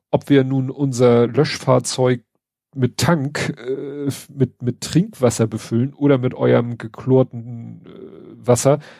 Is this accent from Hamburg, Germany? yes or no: yes; Hamburg, Germany; Also zu, zu meiner Kindheit hier in Hamburg gab's halt auf, also konntest du schon auf Hausdächern die Sirenen sehen